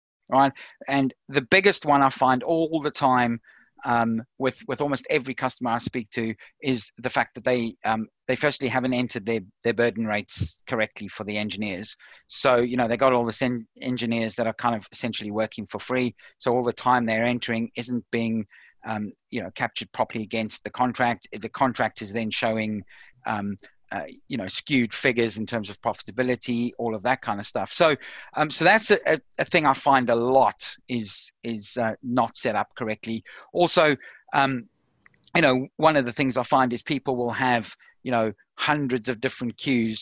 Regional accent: South Africa; now in United Kingdom; as you can probably tell from my accent, I'm originally from South Africa. I moved over to the UK in around 1997

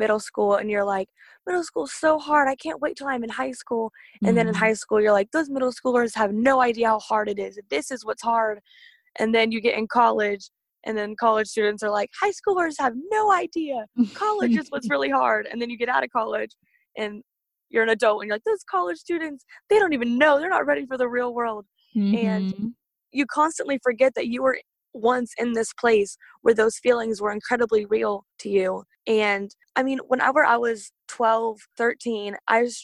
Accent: Katy, Texas, United States; I'm from Katy, Texas

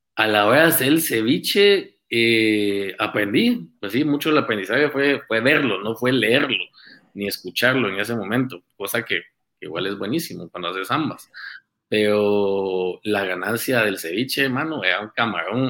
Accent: Guatemala City, Guatemala Department, Guatemala; nací en Guate, aquí en, la ciudad de Guate. Eh, pasé mi, toda mi juventud, mi niñez, Colegio Americano de Guatemala

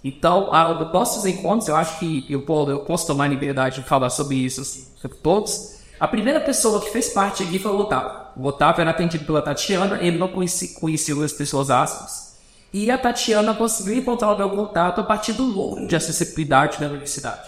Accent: Belo Horizonte region, Minas Gerais, Brazil; also born or lived in São Paulo; now in Goiânia, Brazil; Eu nasci em São Paulo, fui alfabetizado e cresci na, na região de BH, em Minas Gerais.

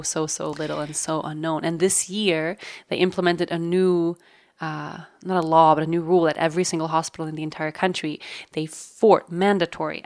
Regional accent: Sweden; moved away; in my home country of Sweden

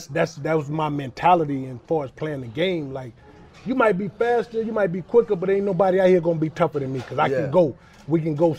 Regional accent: Charlotte, North Carolina, United States; I mean, growing up in West Charlotte, and big shout out to Charlotte, man. And I grew up on West Boulevard.

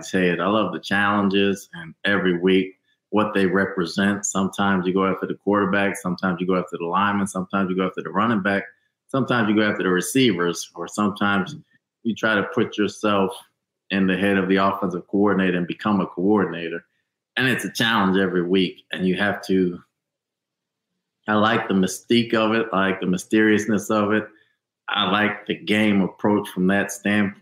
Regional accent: New Jersey, United States; I'm from New Jersey

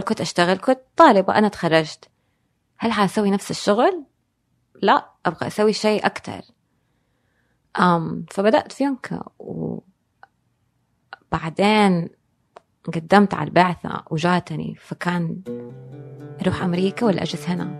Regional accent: Jeddah, Makkah Province, Saudi Arabia; also born or lived in Dubai / New York; إحنا في الحجاز أو في جدة بالذات

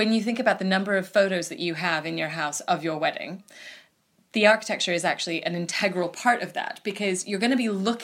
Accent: United States; now in United Kingdom; as an American

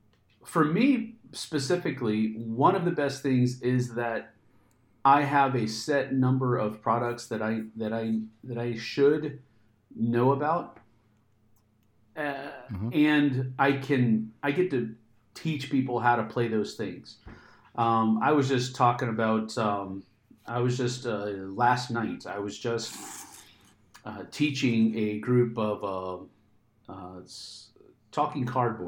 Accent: Texas, United States; I grew up in Texas, so I'm not a stranger to heat.

